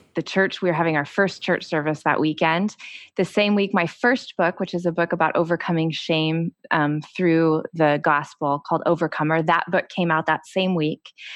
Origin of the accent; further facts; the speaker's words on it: Texas, United States; my cousin Cameron, who, um, I grew up with in Texas